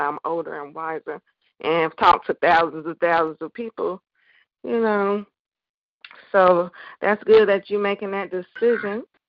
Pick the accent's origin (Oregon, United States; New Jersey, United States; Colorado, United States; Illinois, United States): Illinois, United States; Chicago; my hometown. Shout out to Chicago